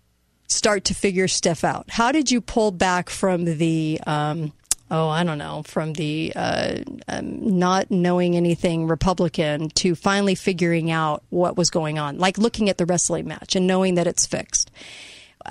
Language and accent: English; United States; I'm an American